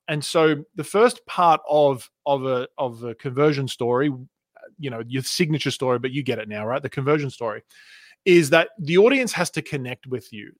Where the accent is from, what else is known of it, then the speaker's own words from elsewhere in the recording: Australia; accent: Australian; moved away as an adult; also born or lived in Canada; now in United States; I was born in Canada. in nineteen eighty-one, and I moved to Australia when I was two, and I grew up on the beaches